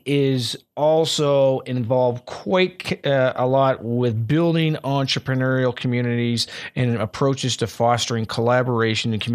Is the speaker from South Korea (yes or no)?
no; the Maritimes, Canada; I'm from the Maritimes